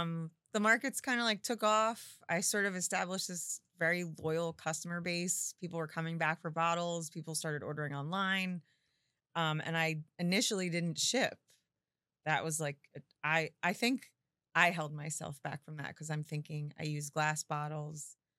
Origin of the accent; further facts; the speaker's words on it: Forked River, New Jersey, United States; I grew up in Fork Ridge River on the water